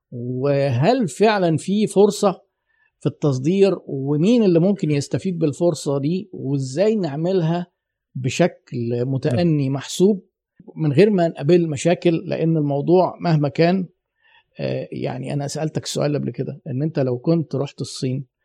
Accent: Egypt; انا عايزك تجيب لي جلد من مصر جلد خام انا مصري اهو

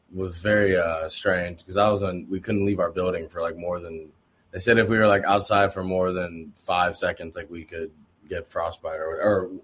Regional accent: Oregon, United States; moved away as an adult; also born or lived in Indiana (Notre Dame); I came from Oregon

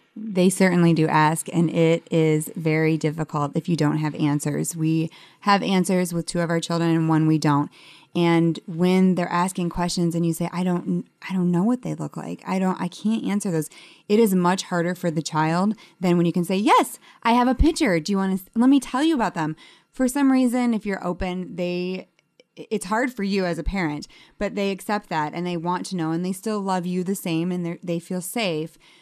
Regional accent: Detroit, Michigan, United States; I'm actually from Detroit

